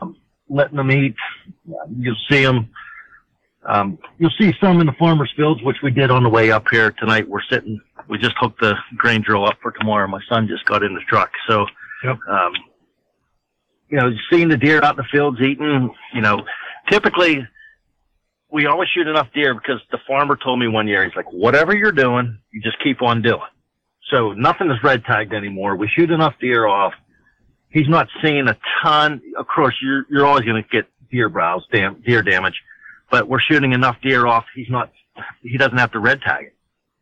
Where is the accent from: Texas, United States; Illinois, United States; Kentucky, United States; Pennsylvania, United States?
Pennsylvania, United States; we're from Pennsylvania too, so most people from Pennsylvania will understand this.